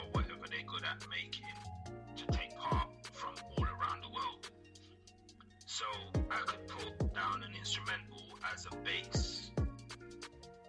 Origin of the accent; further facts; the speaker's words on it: St. Lucia; moved away; I was born in St. Lucia. I'm from the Caribbean